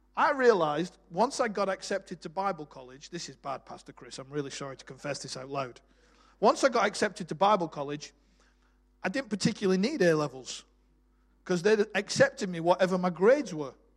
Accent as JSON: {"language": "English", "town": "Bolton", "region": "North West England", "country": "United Kingdom", "tie": "born or raised there", "moved": "as an adult", "said": "I was born in Bolton, just north of Manchester. Uh, left there at 18"}